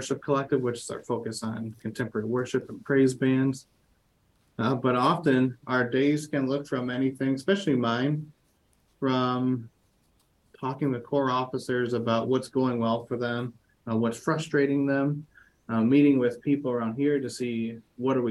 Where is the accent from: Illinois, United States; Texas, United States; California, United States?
Illinois, United States; Chicago; accent: Midwestern; I was born in the Chicago suburbs